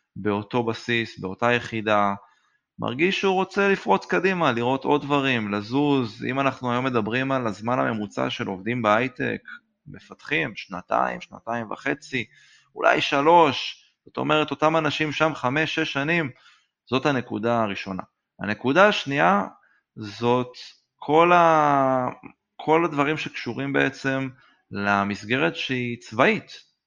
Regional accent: Modi'in, Central District, Israel; גדלתי במודיעין

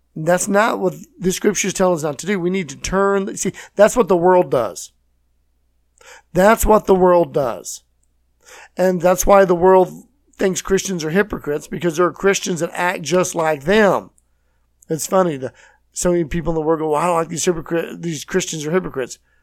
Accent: Texas, United States; I'm from Texas.

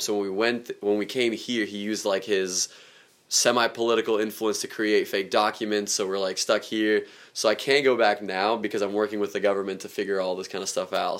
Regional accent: Germany; moved away; geographically where I grew up around too in Germany

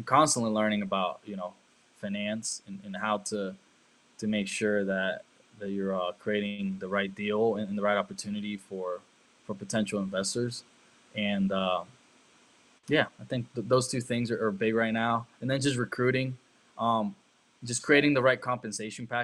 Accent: Germany; moved away; also born or lived in Costa Rica / China; I grew up in Germany

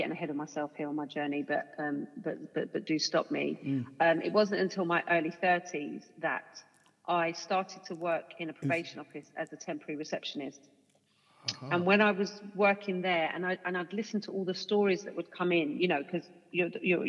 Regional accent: London, United Kingdom; I was kind of born and bred in Hackney

